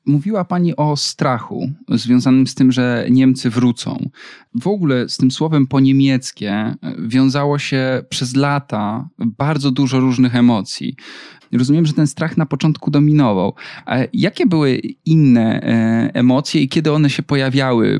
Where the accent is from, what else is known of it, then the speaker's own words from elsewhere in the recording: Wrocław, Lower Silesian Voivodeship, Poland; moved away as an adult; urodziłem się we Wrocławiu